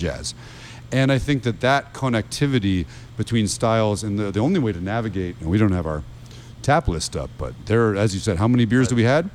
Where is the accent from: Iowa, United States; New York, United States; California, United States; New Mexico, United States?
New York, United States; Rochester; moved away as an adult; also born or lived in Westchester / London; now in Sarasota, United States; I was born in New Rochelle outside New York City. We were in Westchester till I was in the third grade. And then we moved to Rochester, New York